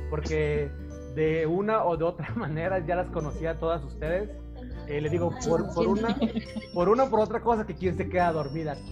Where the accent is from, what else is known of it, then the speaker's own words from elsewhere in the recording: Jalisco, Mexico; Este, pues todos somos de Jalisco entonces, ¿no?